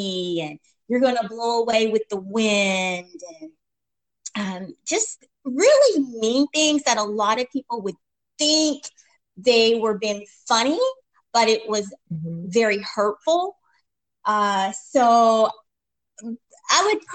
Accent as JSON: {"language": "English", "region": "East Tennessee", "country": "United States", "tie": "born or raised there", "also_born_or_lived": "Memphis, Tennessee", "said": "I am a Tennessee gal, born and raised in East Tennessee"}